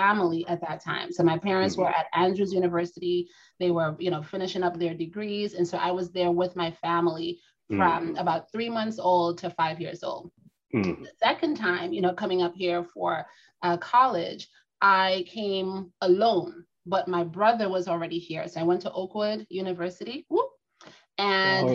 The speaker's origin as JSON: {"language": "English", "country": "Trinidad & Tobago", "tie": "born or raised there", "said": "I am a Trini native"}